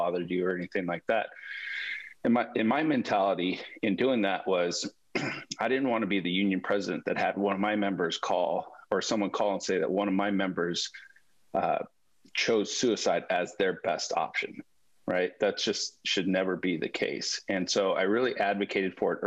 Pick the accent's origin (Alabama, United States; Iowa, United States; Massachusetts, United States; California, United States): California, United States; Southern; moved away as an adult; now in Bakersfield, United States; I grew up in Southern California. I moved up here to swim at Cal State University Bakersfield.